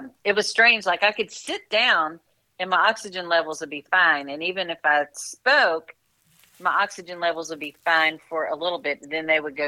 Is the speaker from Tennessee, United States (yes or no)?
yes; Knoxville, Tennessee, United States; moved away as an adult; now in Nashville, United States; I'm from Knoxville, so my family lives in Knoxville, but I've lived in Nashville for 35 years